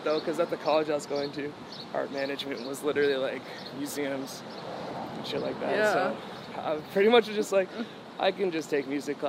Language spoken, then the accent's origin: English; New England, United States; Well, I'm from New England, so, like, a lot of it took place there